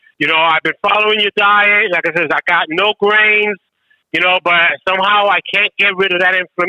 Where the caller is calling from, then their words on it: New York, United States; calling from New York.